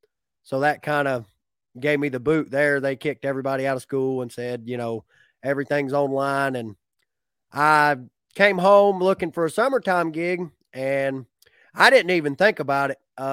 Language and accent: English; Lakemont, Georgia, United States; I grew up in Lakemont, Georgia, which is not far from Clayton.